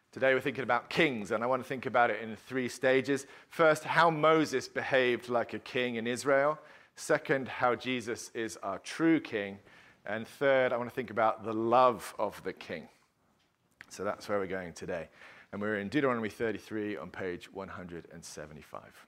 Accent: England, United Kingdom; as an Englishman uh, that my national anthem that I grew up singing

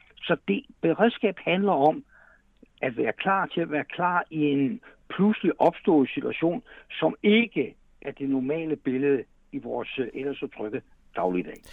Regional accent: Denmark; der har vi altså grund til som danskere at være super stolte

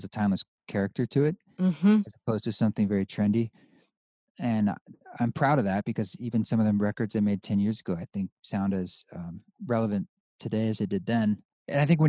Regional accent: Pacific Northwest, United States; moved away as an adult; also born or lived in New York City; I grew up in the Northwest, Pacific Northwest

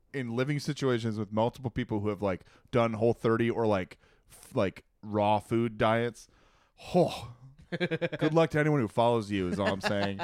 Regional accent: Louisiana, United States; I am a Cajun.

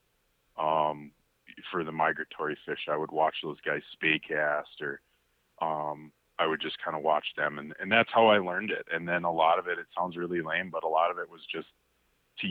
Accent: the Arrowhead, northeastern Minnesota, United States; we were growing up in the Arrowhead here, northeastern Minnesota

